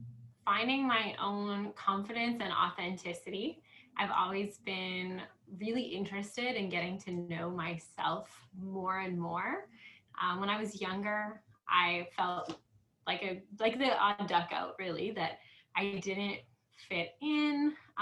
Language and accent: English; Estevan, Saskatchewan, Canada; I was born and raised in Estevan. I've lived here most of my life.